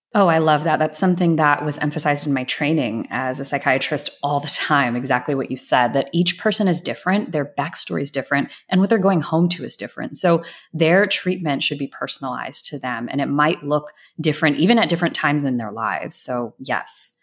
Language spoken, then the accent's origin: English; Atlanta, Georgia, United States; I grew up in Atlanta. I grew up in a suburb right outside of Atlanta